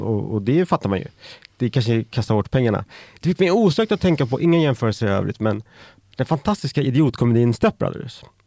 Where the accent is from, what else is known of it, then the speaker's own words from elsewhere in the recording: Färingsö, Stockholm County, Sweden; jag växte upp på Färingsö